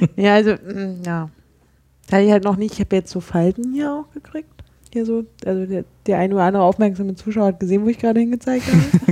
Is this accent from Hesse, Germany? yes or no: no; Berlin, Germany; als Berliner